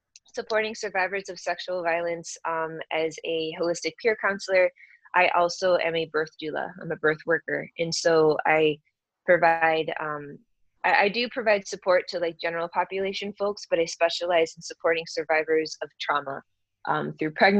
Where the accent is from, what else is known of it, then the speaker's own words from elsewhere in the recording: Michigan, United States; moved away as an adult; also born or lived in San Francisco, California; I grew up in Michigan and I moved out to the Bay Area right after college